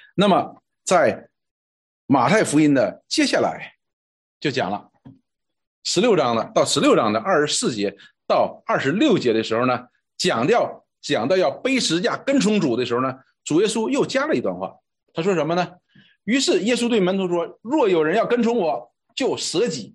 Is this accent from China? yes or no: yes; China; 我们中国人讲哈